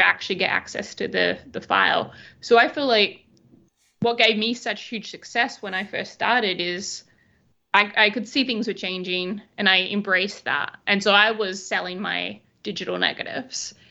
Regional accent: Albany, Western Australia, Australia; moved away as an adult; also born or lived in Perth / London; now in New York City, United States; I am originally from a small town called Albany in Western Australia

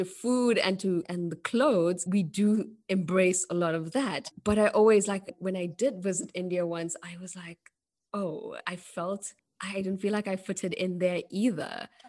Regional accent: South Africa; now in Germany; I'm not native African, but I regard myself as South African.

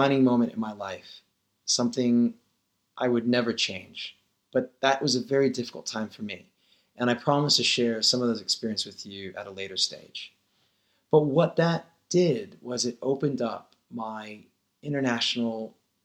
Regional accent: Denver, Colorado, United States; also born or lived in India; I was born in Denver, Colorado in 1980.

